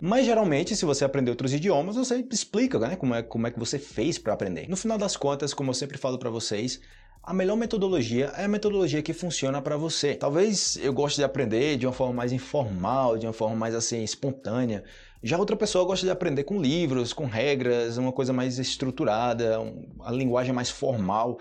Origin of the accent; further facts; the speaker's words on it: Brazil; first language Portuguese; como brasileiro